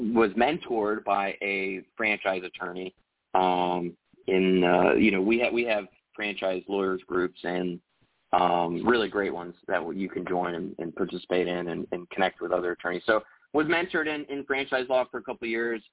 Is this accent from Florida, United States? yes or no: no; Texas, United States; I grew up in Texas and yeah, I still live in Texas